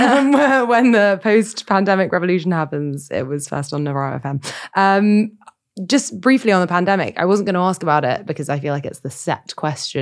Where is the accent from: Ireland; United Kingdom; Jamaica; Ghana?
United Kingdom; Sutton, London; I grew up in Sutton